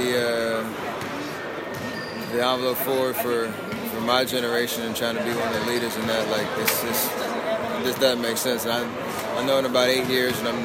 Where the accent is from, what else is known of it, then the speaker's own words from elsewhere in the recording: Charlotte, North Carolina, United States; growing up in Charlotte